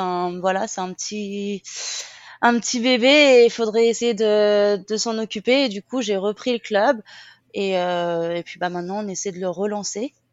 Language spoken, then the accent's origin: French; Seine-et-Marne, Île-de-France, France; moved away as an adult; now in Phuket, Thailand; de Seine-et-Marne, et maintenant j'habite à Phuket